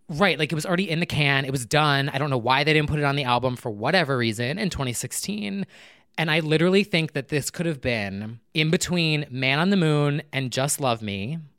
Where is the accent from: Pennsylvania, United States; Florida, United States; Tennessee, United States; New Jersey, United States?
New Jersey, United States; born and raised in New Jersey